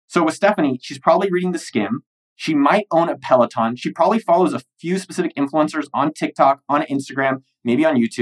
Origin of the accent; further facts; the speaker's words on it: United States; I'm an American